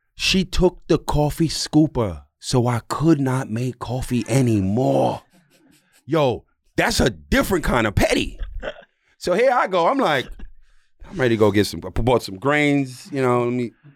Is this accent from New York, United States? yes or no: yes; New York City, New York, United States; also born or lived in Jamaica; I'm Jamaican. I'm from New York.